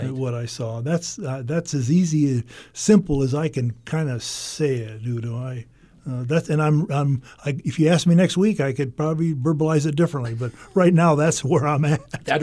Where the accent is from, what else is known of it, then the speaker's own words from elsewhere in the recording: United States; the reason being is that I grew up on the Mississippi River, and it was always fun for me when I would be in a boat and, and look at my hometown from the river